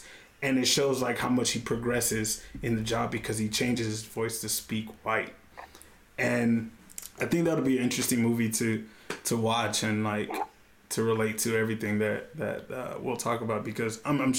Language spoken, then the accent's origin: English; Houston, Texas, United States; moved away as an adult; also born or lived in Austin, Texas / New York; now in El Paso, United States; I'm from Houston, Texas, but my parents are from Colombia, and the region of Colombia that they're from is called Buenaventura, and it's predominantly, you know, Afro-Colombians, Black Colombians.